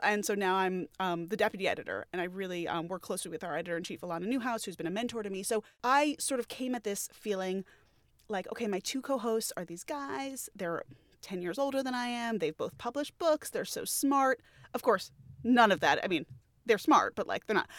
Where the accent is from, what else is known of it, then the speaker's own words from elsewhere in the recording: Great Neck, New York, United States; I was born on Long Island, uh, in the town of Great Neck, which is a very, very heavily Jewish suburb of Long Island, of outside New York City, and, you know, I was raised